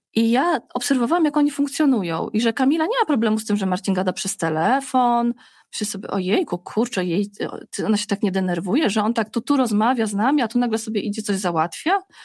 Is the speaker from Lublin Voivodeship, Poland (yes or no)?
yes; small town near Zamość, Lublin Voivodeship, Poland; moved away as an adult; also born or lived in Warsaw; my pochodzimy, y, Krzysztof z Zamościa, ja z kolei z małej miejscowości pod Zamościem